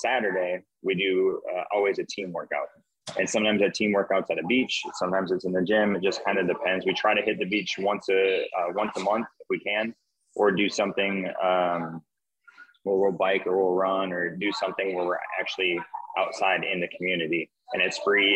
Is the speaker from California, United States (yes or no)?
no; Wisconsin, United States; moved away as an adult; now in St. Croix, U.S. Virgin Islands; I was doing CrossFit in Wisconsin, where I'm originally from